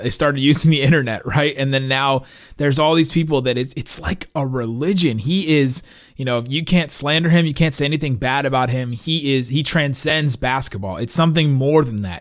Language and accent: English; Cincinnati, Ohio, United States; also born or lived in Los Angeles; I was born in Los Angeles. I moved to, you know, Cincinnati at a young age